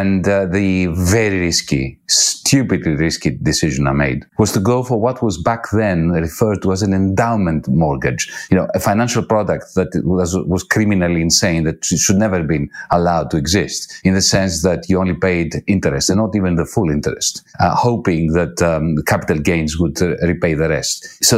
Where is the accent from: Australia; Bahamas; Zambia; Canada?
Australia; we should be worried about as an Australian too, I have the right to say